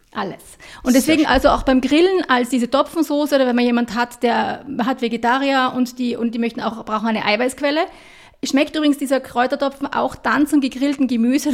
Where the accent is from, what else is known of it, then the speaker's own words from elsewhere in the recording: Austria; wir als Österreicher